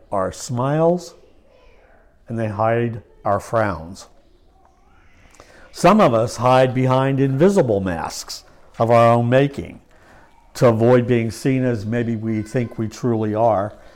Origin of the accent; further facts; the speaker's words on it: Lancaster County, Pennsylvania, United States; I was raised in Lancaster County by godly parents